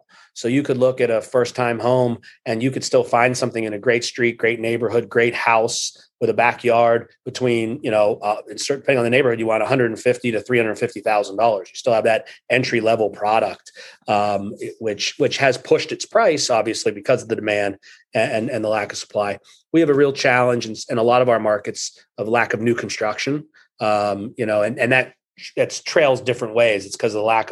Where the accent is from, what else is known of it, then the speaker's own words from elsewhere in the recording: Pittsburgh, Pennsylvania, United States; moved away as an adult; now in Cleveland, United States; I grew up in Pittsburgh and moved to Cleveland in 2003